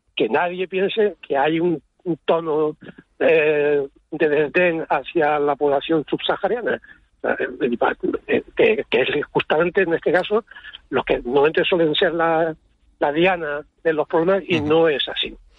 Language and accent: Spanish; Arucas, Canary Islands, Spain; yo soy de Aruca, eh, la verdad es que yo vivo en, vivo en plataneras ahora